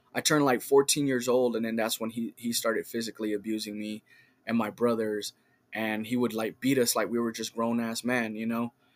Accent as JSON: {"language": "English", "town": "Richmond", "region": "California", "country": "United States", "tie": "born or raised there", "moved": "yes", "lives_now": "Sacramento, United States", "said": "I grew up in, in Richmond"}